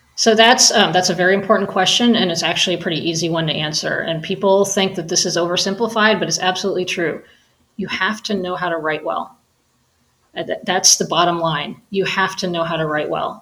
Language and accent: English; United States; as an American